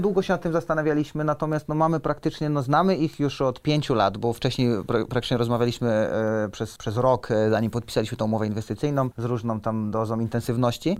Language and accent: Polish; southern Poland, Poland; moved away as an adult; also born or lived in Kraków / Switzerland; now in Gdańsk, Poland; pochodzimy z południa Polski